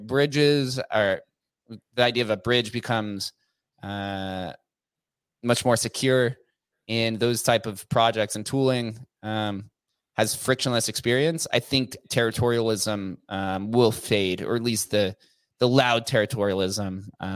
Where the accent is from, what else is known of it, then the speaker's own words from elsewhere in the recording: Las Vegas, Nevada, United States; being born and raised in Las Vegas